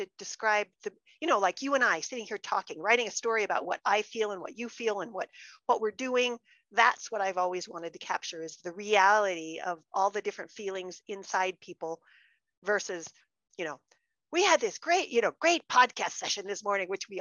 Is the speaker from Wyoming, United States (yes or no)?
yes; Wyoming, United States; I'm come from a very dry place in Wyoming